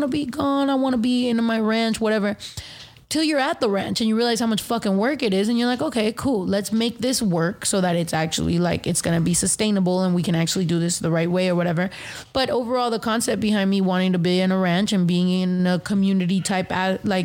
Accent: United States; being born American

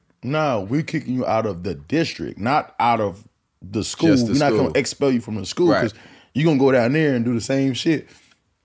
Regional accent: Long Beach, California, United States; I was in Long Beach

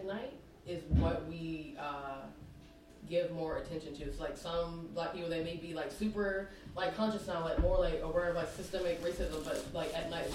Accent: Virginia, United States; born and raised in Virginia

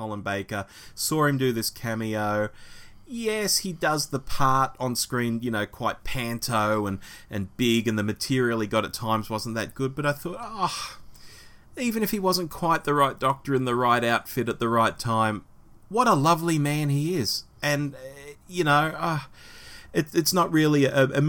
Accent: Australia; an Aussie

